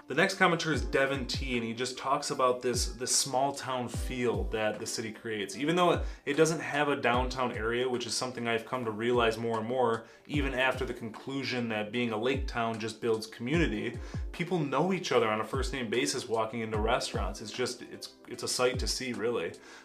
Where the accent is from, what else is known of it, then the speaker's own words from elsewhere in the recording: Brighton, Michigan, United States; moved away as an adult; now in White Lake, United States; I'm from Brighton, where we have one of the largest and most dangerous roundabouts in Southeast Michigan